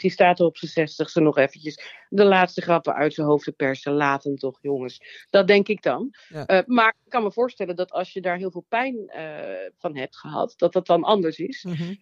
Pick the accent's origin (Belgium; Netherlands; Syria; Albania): Netherlands; Nuland, North Brabant; Ik kom uit het Nuland, uit een klein dorp.